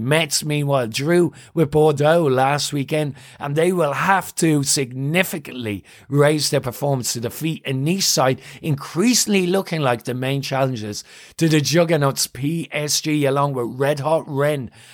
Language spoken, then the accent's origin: English; Ireland; I'm Irish